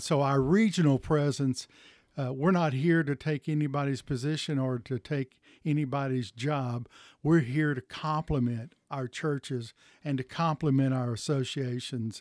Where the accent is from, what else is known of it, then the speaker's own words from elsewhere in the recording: Chattanooga, Tennessee, United States; I was raised in the Chattanooga area.